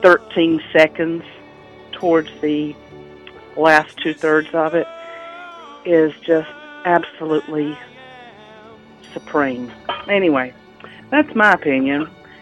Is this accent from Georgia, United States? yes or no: yes; Georgia, United States; I'm calling from Atlanta, Georgia. The Carnegie Hall album is near and dear to me. I use it as, on a CD, as road music to drive between South Carolina and Georgia, where I grew up.